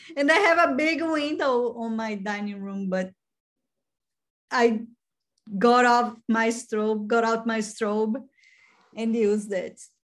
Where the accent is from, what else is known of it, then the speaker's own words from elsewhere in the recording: Brazil; moved away; I'm from Brazil